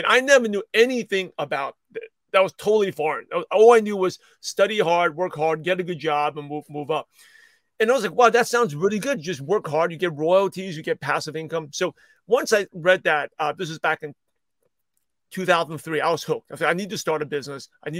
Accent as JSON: {"language": "English", "town": "Brooklyn", "region": "New York", "country": "United States", "tie": "born or raised there", "said": "Yeah, I'm a shy, quiet Asian kid. I grew up in Brooklyn, New York, and I grew up in a very stereotypical Asian family"}